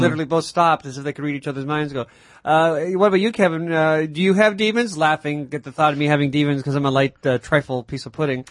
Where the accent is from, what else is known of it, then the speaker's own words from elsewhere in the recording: Mississauga, Ontario, Canada; growing up in Mississauga